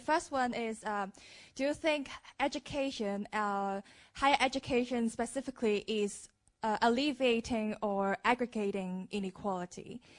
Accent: Hong Kong; I'm from Hong Kong, which is probably the second highest Gini coefficient city in the world, with a 0.539 Gini coefficient.

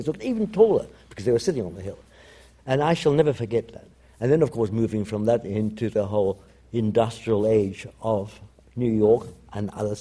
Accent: London, United Kingdom; born or raised there; also born or lived in Italy

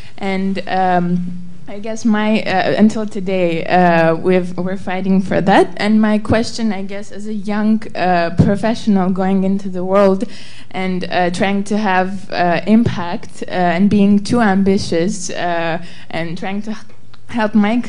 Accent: Armenia; now in United States; I'm originally from Armenia, and have lived in the U.S. and feel proud to be a citizen of the U.S. now. And having lived there for 10 years

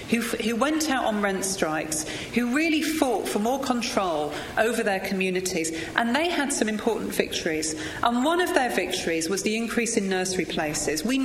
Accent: Newcastle upon Tyne, North East England, United Kingdom; I grew up in Newcastle upon Tyne, I know you wouldn't think it from the accent, and I went to a very big, very ordinary comprehensive school

